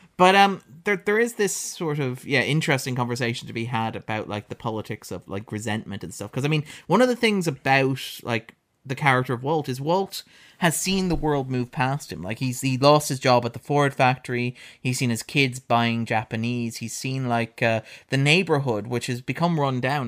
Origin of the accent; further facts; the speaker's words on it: Ireland; as an Irish person